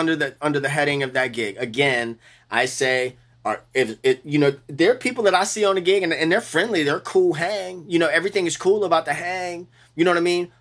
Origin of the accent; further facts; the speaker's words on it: New Orleans, Louisiana, United States; I'm from New Orleans.